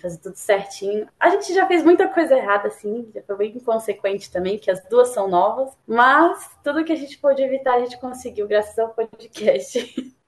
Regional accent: São Paulo, Brazil; eu sou de São Paulo, da Zona Leste.

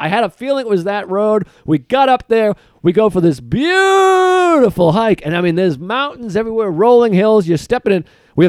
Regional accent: United States; I'm an American

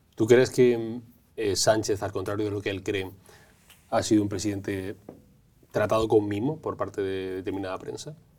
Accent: Galicia, Spain; yo como gallego

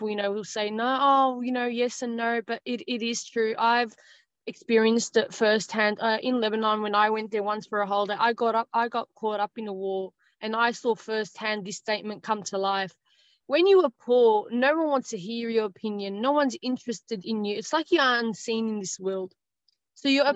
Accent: Australia; I'm Australian. I was born in Australia, born and raised here in Australia

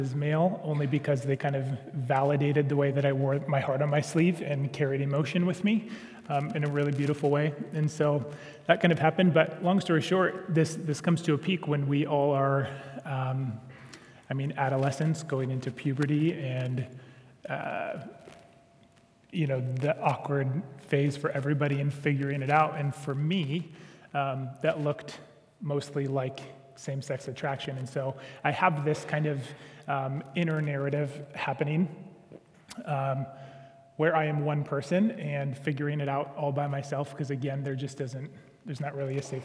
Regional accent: Sioux Center, Iowa, United States; moved away; I grew up in Sioux Center

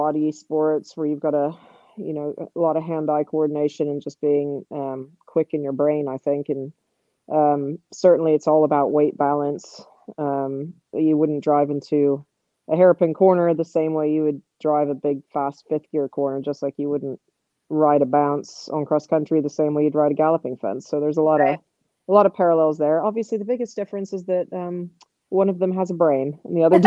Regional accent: Southern California, United States; there was a little barn down the road from where I grew up in Southern California

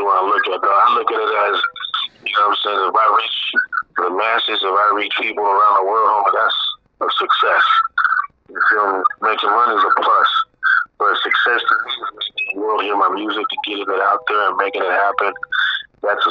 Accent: San Diego, California, United States; I was born and raised in SD, but, you know, my family comes from Guadalajara, Bex

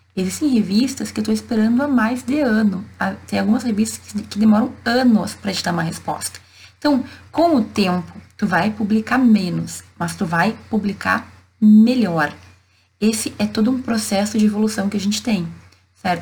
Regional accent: Santa Maria, Rio Grande do Sul, Brazil; Eu sou de Santa Maria, no interior do estado

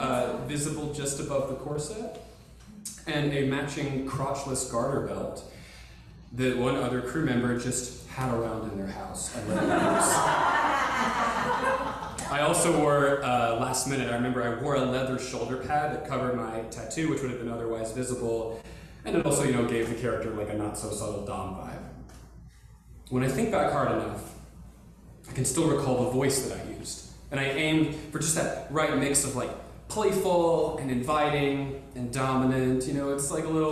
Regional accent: Conway, Arkansas, United States; my hometown of Conway, Arkansas

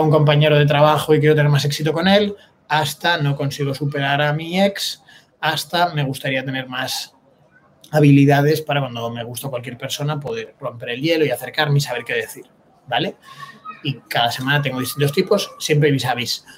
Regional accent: Spain; para ser español

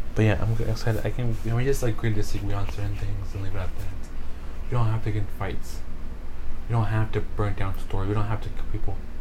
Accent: United States; I, my ass was born in America. I am an American citizen

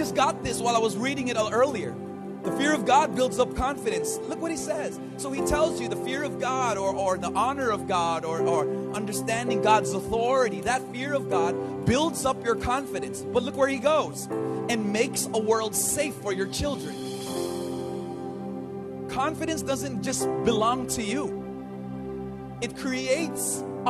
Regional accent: Los Angeles, California, United States; moved away as an adult; now in Philippines; Even though I'm Filipino, I was born and raised in LA.

